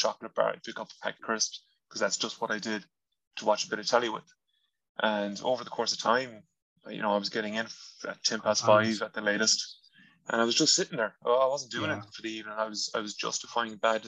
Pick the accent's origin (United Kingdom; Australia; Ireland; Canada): Ireland; first language Irish; English is a second language; English isn't my first language.